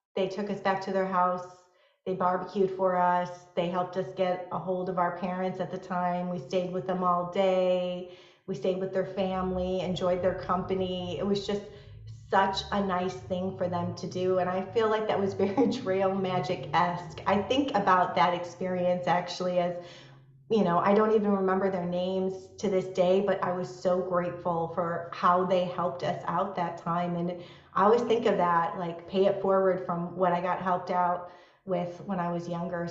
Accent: Chicago, Illinois, United States; moved away as an adult; now in San Diego, United States; I live in San Diego, California, and I'm originally from the Midwest, from Chicago. So I moved out to San Diego after college about 20 years ago

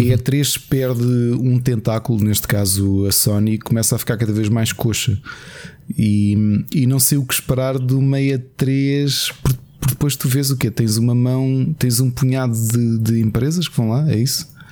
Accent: Portugal; Portugal tem uma população muito envelhecida

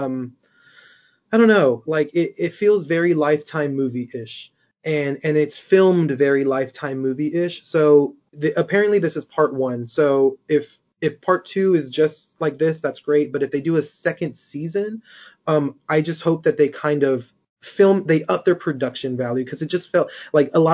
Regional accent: Corpus Christi, Texas, United States; I'm Hispanic. I'm from Corpus Christi

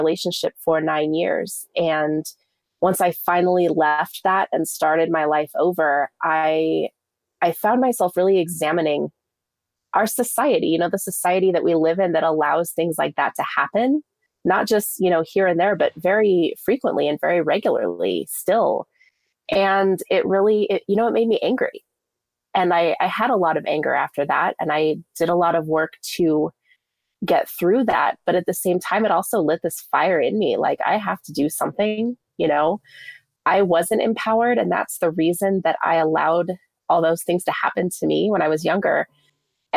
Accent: Fort Collins, Colorado, United States; also born or lived in Southern California; I grew up in Fort Collins, Colorado. My parents moved us there

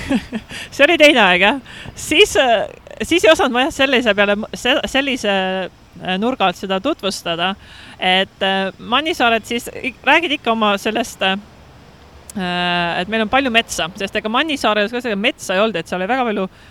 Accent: Estonia; moved away as an adult; now in Hong Kong; ma olen Eestist

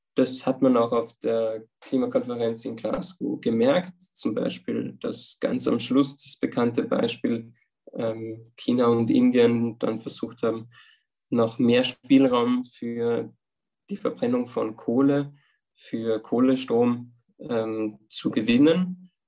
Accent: Upper Austria, Austria; moved away as an adult; now in Vienna, Austria; Ich komme ursprünglich aus Oberösterreich und jetzt in meiner Zeit in Wien, wo ich seit drei Jahren bin

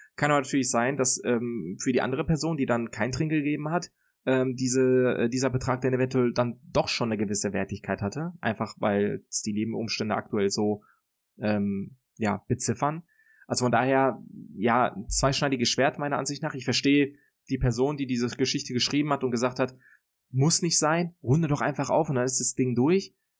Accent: Germany; dann würde ich mich, glaube ich, tatsächlich für mein Heimatland entscheiden

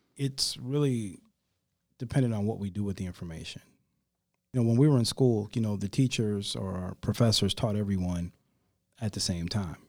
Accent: Rockford, Illinois, United States; moved away as an adult; now in Charlotte, United States; my hometown and, um, one of the, uh, state representatives of Rockford, Illinois

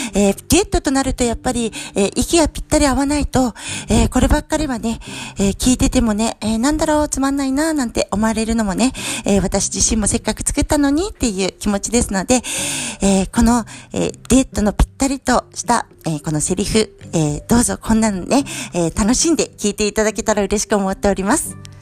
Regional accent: Iwaki, Fukushima, Japan; 私は福島県いわき市出身の

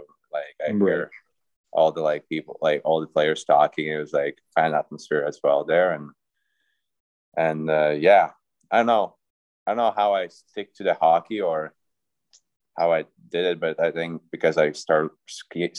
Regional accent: Riga, Latvia; moved away; also born or lived in Fairbanks, Alaska; I'm from Riga, that's the capital city

